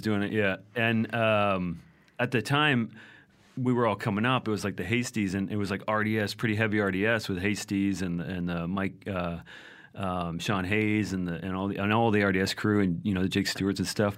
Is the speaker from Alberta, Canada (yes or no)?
no; Vancouver, British Columbia, Canada; I was from Vancouver